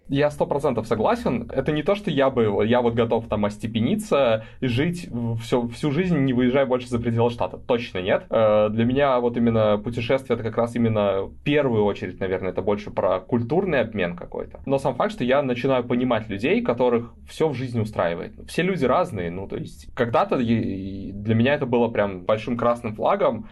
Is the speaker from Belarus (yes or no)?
yes; Belarus; moved away as an adult; also born or lived in London, United Kingdom; now in California, United States; я даже не из Минска в Беларуси, я из маленького городка.